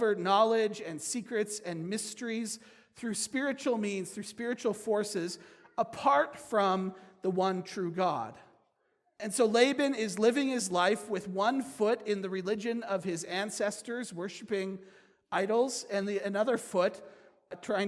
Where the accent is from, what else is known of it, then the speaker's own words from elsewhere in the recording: United States; As American Christians